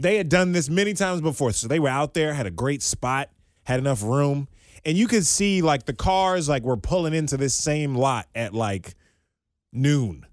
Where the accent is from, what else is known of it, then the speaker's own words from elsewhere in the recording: Maryland, United States; moved away as an adult; also born or lived in Southwest Virginia; now in Cincinnati, United States; being born and raised in Maryland